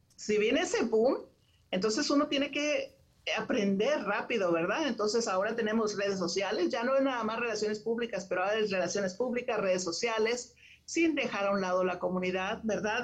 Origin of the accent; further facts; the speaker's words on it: Monterrey, Nuevo León, Mexico; moved away as an adult; now in Houston, United States; yo nací en Monterrey, en Monterrey, México, este, y tengo 30 años viviendo en Houston, Texas.